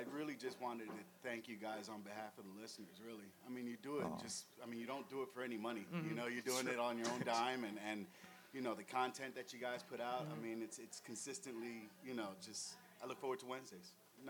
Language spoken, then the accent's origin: English; New York City, New York, United States; now in Baltimore, United States; I'm actually from close by here. I grew up in the Bronx.